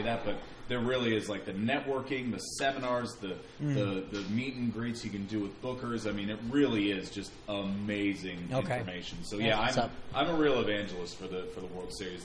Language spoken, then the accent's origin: English; Sacramento, California, United States; also born or lived in San Francisco Bay Area; now in Oakland area, United States; I was born and raised in Sacramento, spent my first 20 years there.